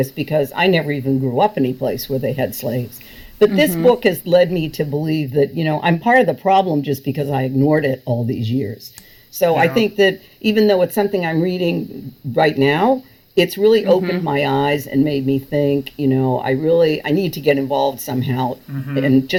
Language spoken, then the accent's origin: English; Massachusetts, United States; I grew up in Massachusetts